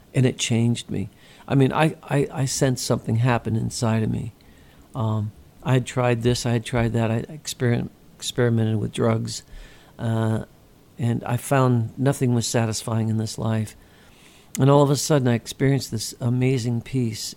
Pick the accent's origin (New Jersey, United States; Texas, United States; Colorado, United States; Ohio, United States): Ohio, United States; also born or lived in California; Ohio, uh, my home state